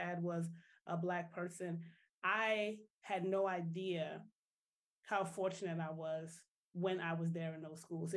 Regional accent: New Orleans, Louisiana, United States; moved away as an adult; also born or lived in Atlanta; now in New Jersey, United States; So I am from the wonderful city of New Orleans originally

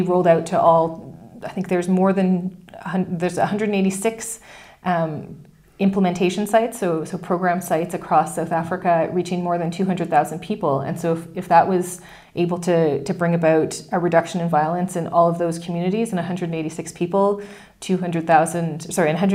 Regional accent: Canada; being a Canadian

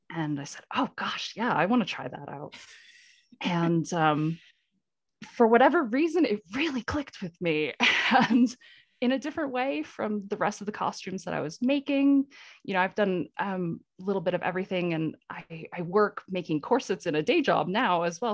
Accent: Vermont, United States; moved away as an adult; now in Colorado, United States; I'm in Colorado now, but I, I grew up in New England in Vermont.

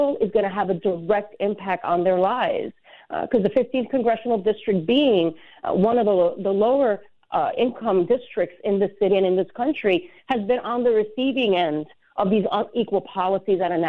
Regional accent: Puerto Rico; now in New York City, United States; I was born and raised in Puerto Rico, so I am someone that came to this city

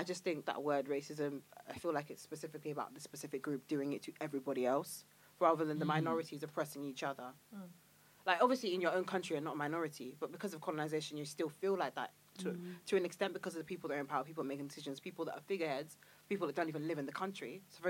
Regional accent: Dagenham, London, United Kingdom; I lived in Dagenham where the BNP started. So obviously I lived in the wrong place, clearly, but like no one's gonna tell me where I should live. So our house was broken into, our car was like smashed a few times when I was younger, so we moved house. We moved from Dagenham East to Dagenham Heathway

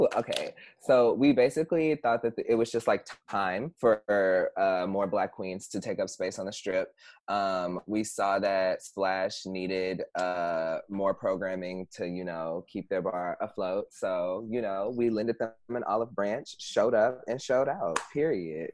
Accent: Houston, Texas, United States; moved away as an adult; now in Chicago, United States; originally I'm from Houston, Texas, and I moved here

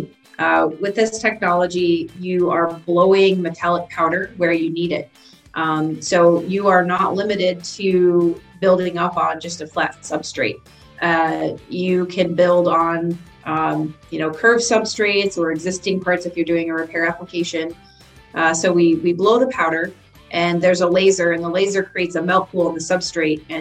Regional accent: Illinois, United States; I grew up in Illinois in a very small community, small town

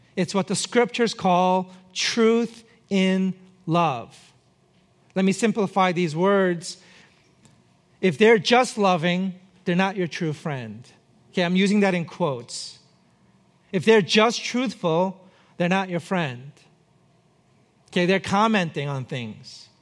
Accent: New York City, New York, United States; moved away; I grew up in New York City

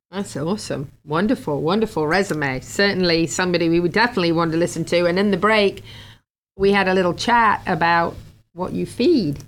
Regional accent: England, United Kingdom; now in Florida, United States; I grew up in England where the grass is mostly green

